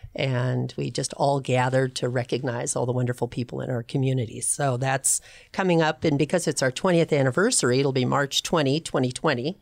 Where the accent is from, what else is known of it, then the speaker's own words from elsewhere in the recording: Pasadena, California, United States; moved away as an adult; also born or lived in Long Beach / Seattle; now in Arizona, United States; grew up in Pasadena.